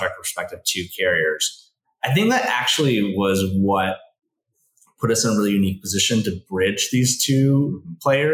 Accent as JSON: {"language": "English", "town": "Valencia", "region": "California", "country": "United States", "tie": "born or raised there", "also_born_or_lived": "Oxford", "moved": "as an adult", "said": "I grew up here too, as well, but I grew up in Valencia"}